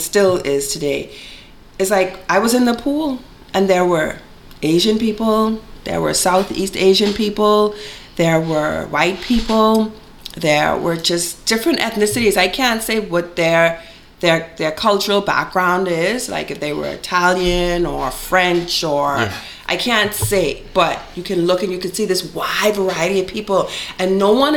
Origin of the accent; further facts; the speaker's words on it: Bahamas; moved away as an adult; now in Richmond, Canada; I'm from the Bahamas.